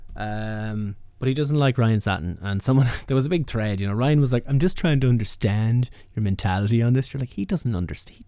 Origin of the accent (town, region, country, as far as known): Ireland